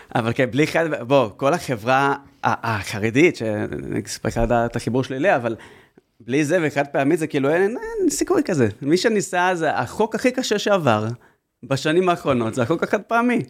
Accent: Haifa, Haifa District, Israel; גדלתי בחיפה

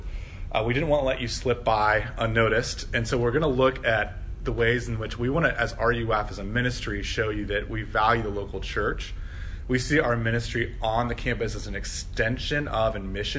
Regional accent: Midwest, United States; accent: Midwestern; That was my Midwestern accent, Hosier.

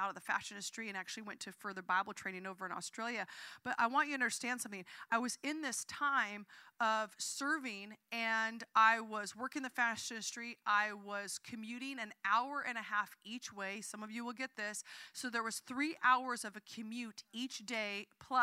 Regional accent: Southern Oregon, United States; now in San Francisco, United States; I grew up in Southern Oregon

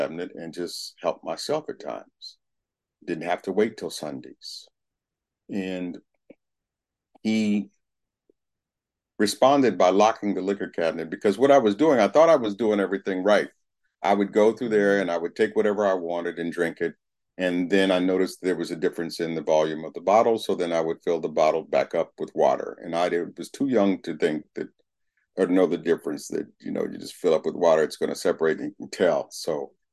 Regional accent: Berkeley, California, United States; I was raised in Berkeley, California. Went through the Berkeley elementary schools

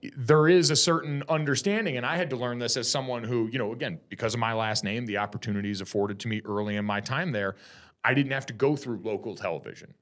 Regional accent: Connecticut, United States; moved away as an adult; also born or lived in South Jersey / South Bend, Indiana; now in Southern California, United States; I was in Connecticut from the time I was in third grade on

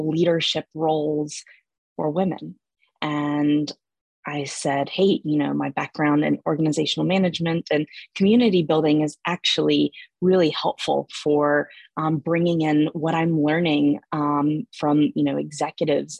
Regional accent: Atlanta, Georgia, United States; moved away as an adult; also born or lived in Germany; I'm originally from Atlanta.

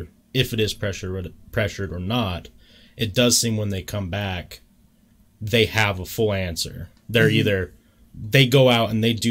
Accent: Utah, United States; growing up in Utah is a cool place

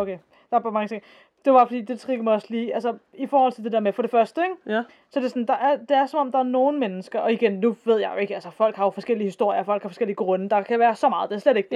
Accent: Denmark

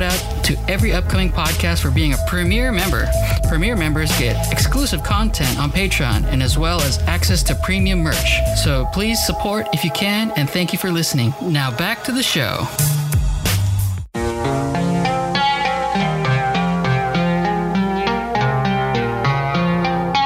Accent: United States; I am born and raised in America

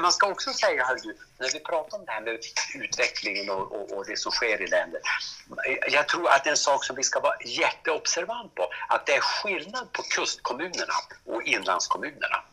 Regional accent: Vännäsby, Västerbotten County, Sweden; jag är ju född i Vänersby och bor fortfarande i Vänersby.

